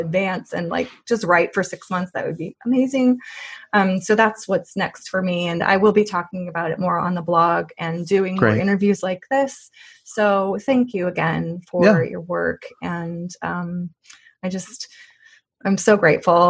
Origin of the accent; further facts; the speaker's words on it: Missouri, United States; she's from my home state. Yeah. Missouri